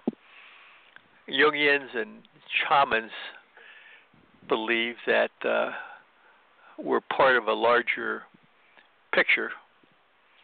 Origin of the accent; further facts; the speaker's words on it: Midwest, United States; also born or lived in Chicago; I grew up in the Midwest